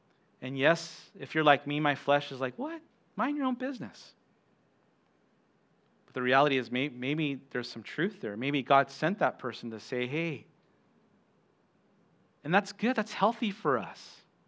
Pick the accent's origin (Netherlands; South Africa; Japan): Japan; Okinawa; also born or lived in United States; Yeah, I grew up here in Okinawa. My mom's Okinawan. My dad, he was Air Force. And so I was born at Lester Hospital and went to Kadena Elementary and Kadena High School.